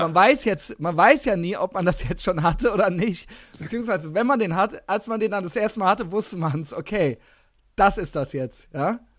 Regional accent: Koblenz, Rhineland-Palatinate, Germany; also born or lived in Cologne; Ich komme aus der Großstadt. Ich komme aus 120.000 Einwohner Koblenz

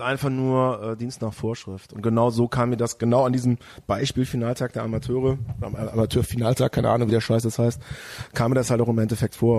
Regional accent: near Bonn, North Rhine-Westphalia, Germany; now in Cologne, Germany; aus dem, aus dem kleinen Örtchen, wo ich herkomme

